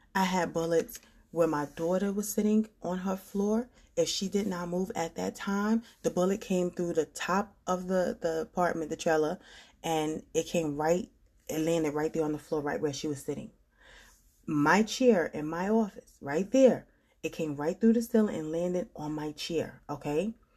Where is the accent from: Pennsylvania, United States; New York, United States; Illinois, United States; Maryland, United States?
New York, United States; moved away; I'm from New York